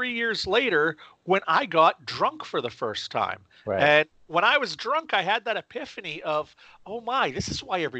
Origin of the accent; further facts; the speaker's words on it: Maine, United States; I ended up starting a magazine in my hometown here in Maine. I live in central Maine